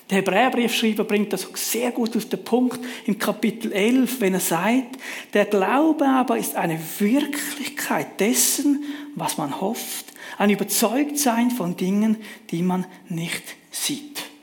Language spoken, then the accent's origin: German; Switzerland; Als Schweizer sind wir sehr privilegiert mit einem gut funktionierenden öffentlichen Verkehr.